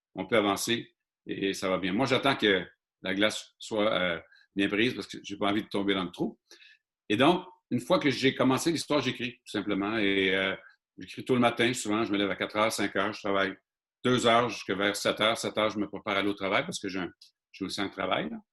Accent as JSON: {"language": "French", "town": "Mashteuiatsh", "region": "Quebec", "country": "Canada", "said": "je suis un Inou de Machtouyash"}